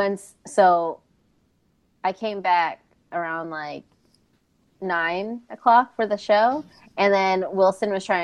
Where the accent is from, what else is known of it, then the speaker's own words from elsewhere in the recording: Philippines; I'm Filipino, so we don't wear shoes inside the house.